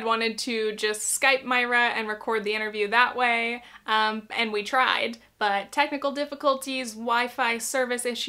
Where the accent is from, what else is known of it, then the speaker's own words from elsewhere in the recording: Arizona, United States; I am from Arizona. Turquoise reminds me of my grandma, it reminds me of home, it reminds me of the desert